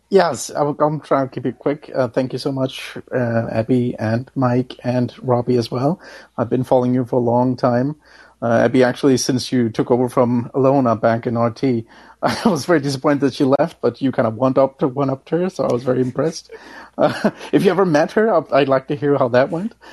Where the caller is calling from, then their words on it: Denmark; oh yes, I'm calling from